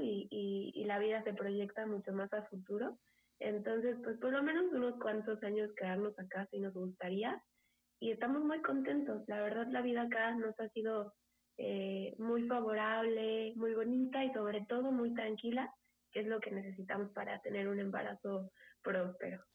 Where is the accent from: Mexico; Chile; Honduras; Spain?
Mexico; Mexico City; moved away as an adult; now in Michigan, United States; yo soy de Ciudad de México y pues ahora vivo en Michigan